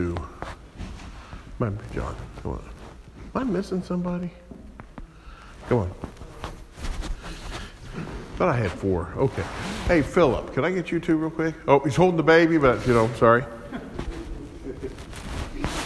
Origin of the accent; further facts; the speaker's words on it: Kansas City, Missouri, United States; I'm from Kansas City, right down the road from Arrowhead Stadium